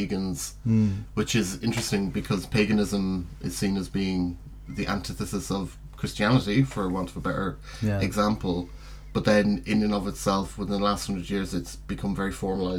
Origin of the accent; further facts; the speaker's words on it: Ireland; now in United Kingdom; I was born and raised Roman Catholic in Ireland